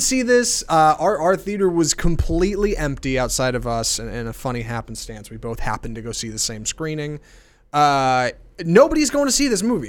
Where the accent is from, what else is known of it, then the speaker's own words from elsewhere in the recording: United States; I'm born and raised in America